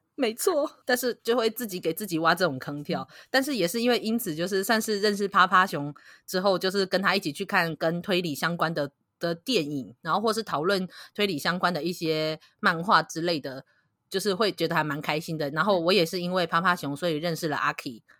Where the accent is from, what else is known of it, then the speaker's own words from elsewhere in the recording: Kaohsiung, Taiwan; 我是高雄人嘛